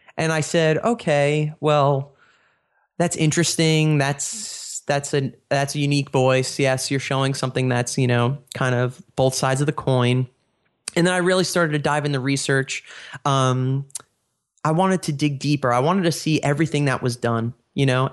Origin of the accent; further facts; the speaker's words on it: New York, United States; now in Pennsylvania, United States; I was born and raised in New York